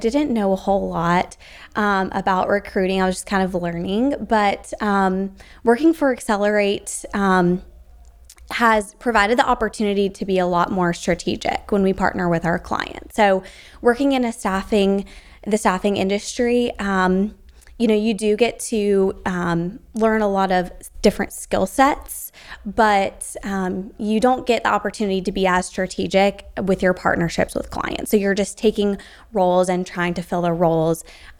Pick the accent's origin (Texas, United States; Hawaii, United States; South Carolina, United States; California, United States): South Carolina, United States; I'm from South Carolina.